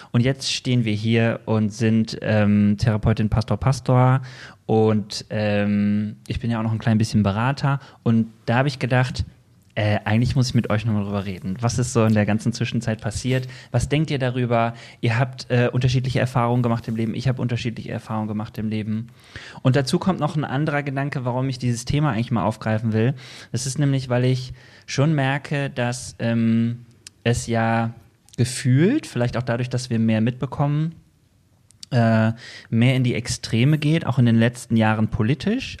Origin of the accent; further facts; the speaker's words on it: Bergisches Land, North Rhine-Westphalia, Germany; Wir kommen beide aus dem Bergischen Land